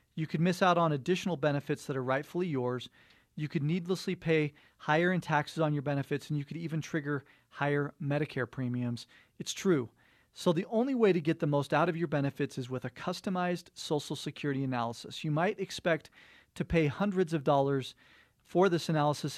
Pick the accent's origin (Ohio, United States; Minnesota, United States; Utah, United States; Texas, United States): Utah, United States; Cottonwood Heights; born or raised there